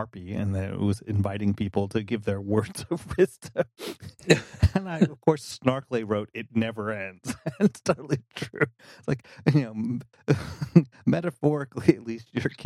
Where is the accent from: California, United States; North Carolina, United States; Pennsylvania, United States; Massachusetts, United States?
North Carolina, United States; I'm down home from North Carolina